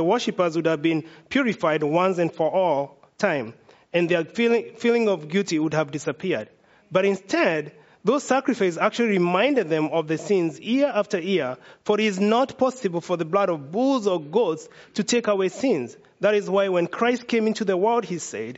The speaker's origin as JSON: {"language": "English", "country": "Kenya", "moved": "yes", "lives_now": "United States", "said": "I'm from Kenya"}